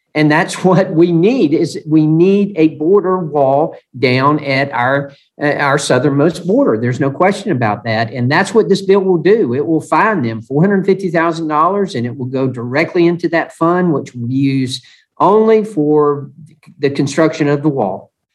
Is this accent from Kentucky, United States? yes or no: no; Georgia, United States; from Georgia